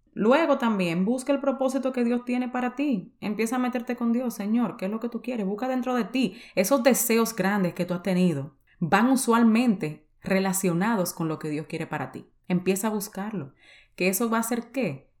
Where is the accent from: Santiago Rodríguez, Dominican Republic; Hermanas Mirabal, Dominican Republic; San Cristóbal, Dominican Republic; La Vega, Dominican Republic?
San Cristóbal, Dominican Republic; yo soy de San Cristóbal, en República Dominicana